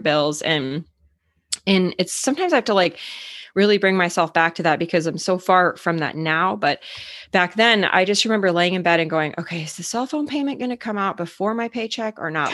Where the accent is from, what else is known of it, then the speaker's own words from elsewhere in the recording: Arizona, United States; moved away as an adult; now in Minnesota, United States; So I actually grew up in Arizona, but I live in Minnesota